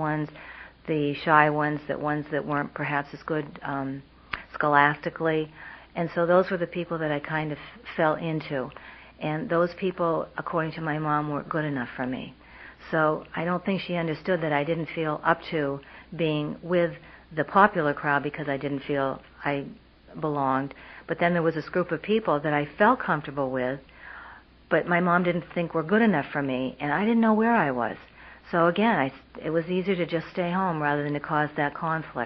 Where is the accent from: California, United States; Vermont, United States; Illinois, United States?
Vermont, United States; moved away as an adult; I grew up in Vermont.